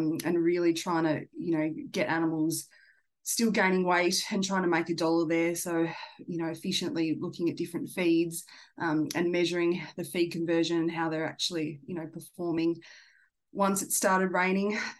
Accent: Tasmania, Australia; moved away; I grew up in Tassie.

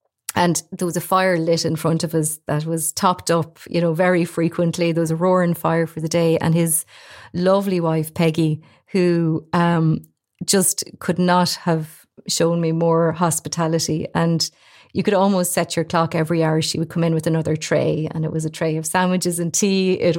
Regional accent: Galmoy, Leinster, Ireland; I'm from Kilkenny

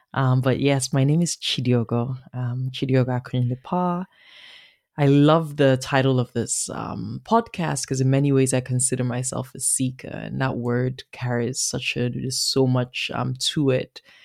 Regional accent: Nigeria; accent: Nigerian; moved away as an adult; also born or lived in Beijing / Berlin / Paris / Yaoundé; now in Toronto, Canada; Born and raised in Nigeria, uh, living in Toronto

